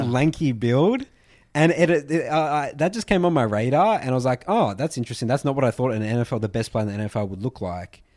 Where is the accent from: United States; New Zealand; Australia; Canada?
Australia; we're Australian. We never knew about N F L growing up